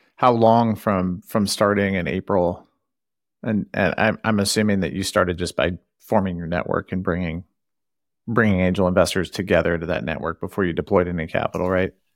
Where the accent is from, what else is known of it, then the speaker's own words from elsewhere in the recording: Santa Cruz, California, United States; now in Boston, United States; I grew up in a town in California, Santa Cruz.